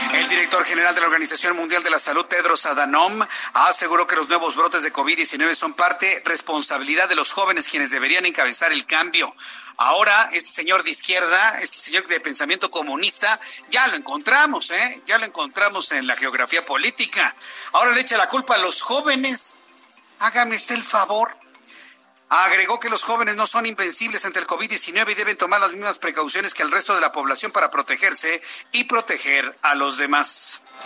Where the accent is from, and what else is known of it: Mexico